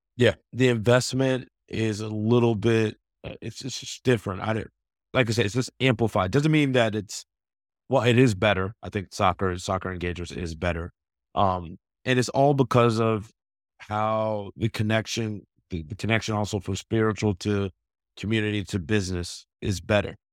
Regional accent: Atlanta, Georgia, United States; I'm from Atlanta

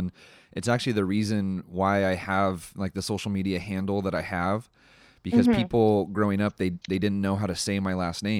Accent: California, United States; I'm from California.

